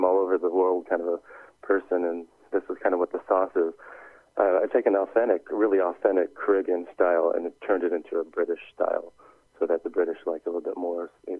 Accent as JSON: {"language": "English", "town": "Oakland", "region": "California", "country": "United States", "tie": "born or raised there", "moved": "as an adult", "lives_now": "United Kingdom", "said": "I was born and raised in Oakland"}